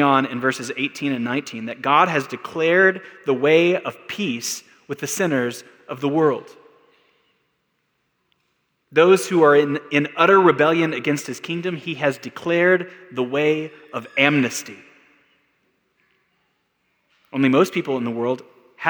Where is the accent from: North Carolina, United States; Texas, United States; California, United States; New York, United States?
Texas, United States; now in Albuquerque, United States; I'm from Texas